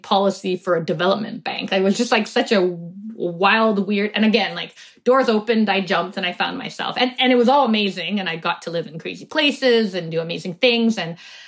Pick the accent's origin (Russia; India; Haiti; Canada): Canada; also born or lived in United States; I was born in the States, actually. I was two when we came back.